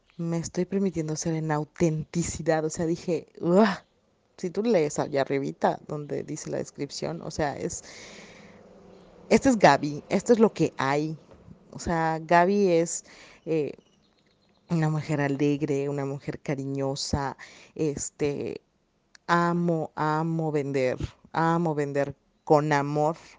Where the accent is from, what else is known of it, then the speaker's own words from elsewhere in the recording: Yucatán, Mexico; accent: yucateco; mi hermoso acento yucateco